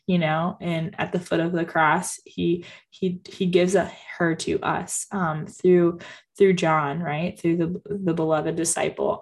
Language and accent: English; Jacksonville, Florida, United States; I'm from Jacksonville, Florida, and um, it's Our Lady of La Leche. Um, so there's actually a national shrine to Our Lady of La Leche in St. Augustine, which is only about 30 minutes from me. And I grew up um, having this kind of right in my backyard.